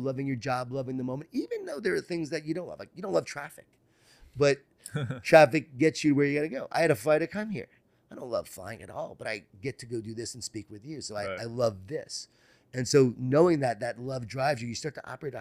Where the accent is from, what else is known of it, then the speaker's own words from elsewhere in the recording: Long Island, New York, United States; Growing up in Long Island, New York